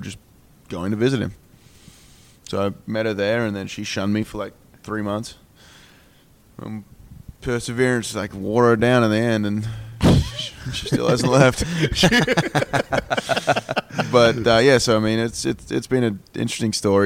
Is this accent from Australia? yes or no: yes; Perth, Western Australia, Australia; moved away as an adult; I come from Perth and it's dry heat